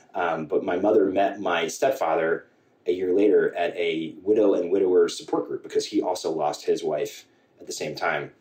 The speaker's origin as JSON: {"language": "English", "town": "Centerport", "region": "New York", "country": "United States", "tie": "born or raised there", "said": "I grew up in Centerport, New York, um, sort of between Huntington and Northport"}